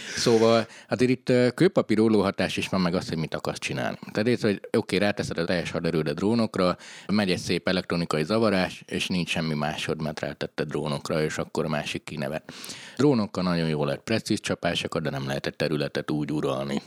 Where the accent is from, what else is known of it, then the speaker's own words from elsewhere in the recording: Transylvania, Romania; Romániában vagy Erdélyben ugye én ahol nevelkedtem